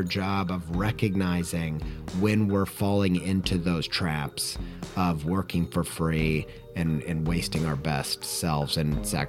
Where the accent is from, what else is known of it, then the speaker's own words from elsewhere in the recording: Indiana, United States; Longtime listeners will know I grew up in Indiana. I lived all over the place, really, but probably in my childhood spent the most time living in Indiana and the southern half of Indiana.